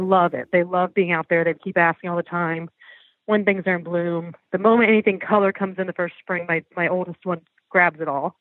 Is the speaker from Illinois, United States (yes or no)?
no; Florida, United States; I was actually from Florida, but I would go to um, upstate New York for the summers